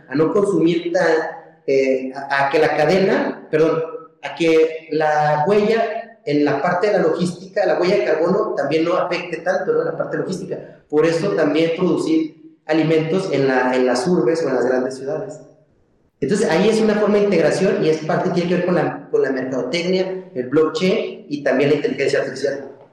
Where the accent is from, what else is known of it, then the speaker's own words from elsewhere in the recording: Mexico; como, como mexicanos y, personas que nos dedicamos a la agricultura